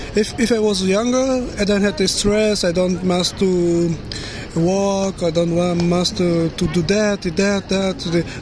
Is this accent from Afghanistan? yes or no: yes; Afghanistan; English is a second language; moved away as an adult; now in Germany; I'm from Afghanistan.